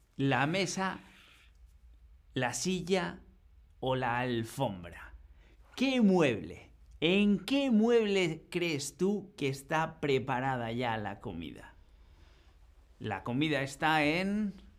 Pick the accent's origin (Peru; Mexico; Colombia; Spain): Spain; northern Spain; Nosotros en el norte normalmente tenemos suelos de madera